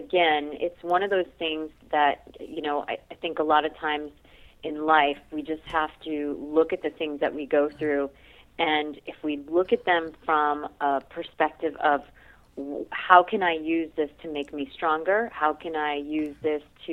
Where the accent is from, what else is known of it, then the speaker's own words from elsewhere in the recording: Boston, Massachusetts, United States; moved away as an adult; now in West Coast, United States; I actually was born in Boston, so I hail from the East Coast. That's where I did all of my schooling